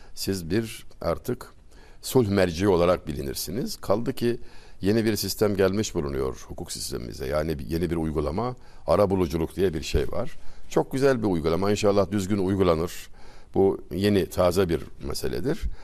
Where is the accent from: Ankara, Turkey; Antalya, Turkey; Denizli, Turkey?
Denizli, Turkey; Çameli; moved away; Denizli Çameliliyim. Küçücük bir ilçe.